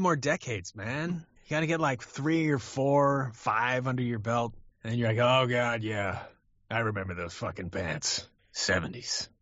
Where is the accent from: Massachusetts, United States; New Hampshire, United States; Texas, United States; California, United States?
California, United States; I grew up in California